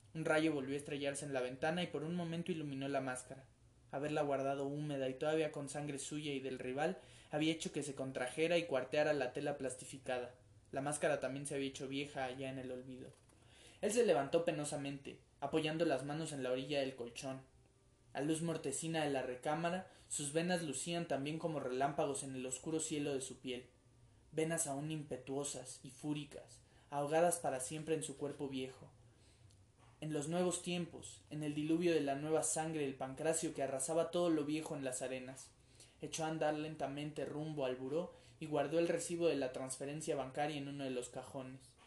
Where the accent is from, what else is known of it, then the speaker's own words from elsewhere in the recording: Mexico; nuestra cultura colectiva como mexicanos